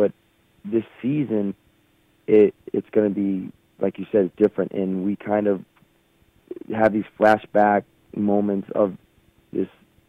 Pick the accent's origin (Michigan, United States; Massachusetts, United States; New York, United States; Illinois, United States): Massachusetts, United States; Brockton; I grew up in Brockton.